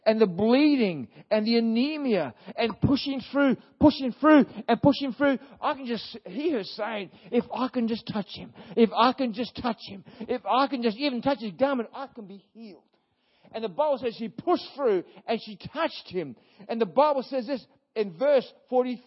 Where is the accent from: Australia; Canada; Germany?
Australia; Brisbane, Queensland; I was born in Brisbane